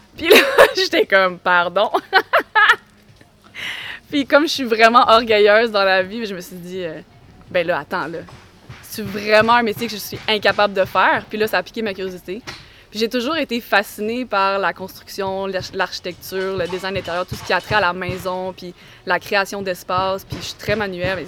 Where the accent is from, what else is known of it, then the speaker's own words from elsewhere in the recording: Quebec, Canada; also born or lived in Montreal / Spain; quand je suis revenue pour m'établir plus à long terme au Québec